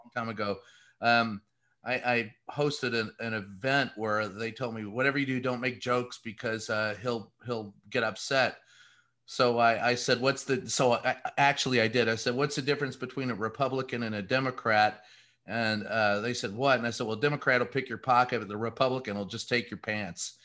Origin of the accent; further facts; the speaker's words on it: Louisville, Kentucky, United States; I grew up in Louisville, Kentucky. So little, uh, uh you know, Lebanese boy